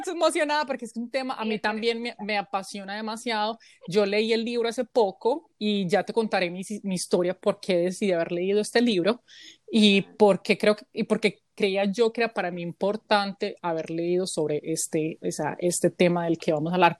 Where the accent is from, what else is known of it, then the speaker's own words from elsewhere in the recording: Colombia; now in United States; somos colombianas en el extranjero